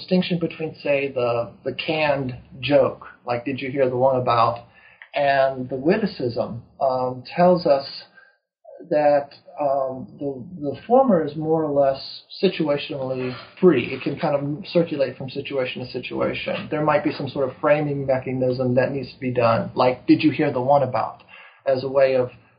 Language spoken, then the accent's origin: English; East Coast, United States; also born or lived in Texas; I grew up on the East Coast, lived in Texas for a number of years